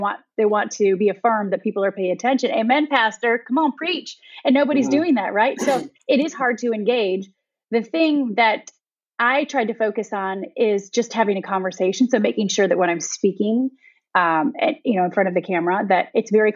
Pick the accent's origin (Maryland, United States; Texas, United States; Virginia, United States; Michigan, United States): Michigan, United States; moved away as an adult; also born or lived in Ohio; now in Westchester County, New York, United States; I was born and raised in Michigan, and then I moved to Ohio for college